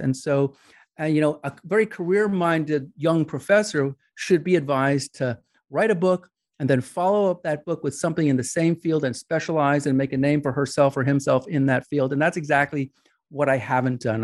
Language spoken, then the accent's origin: English; New York, United States; I grew up in New York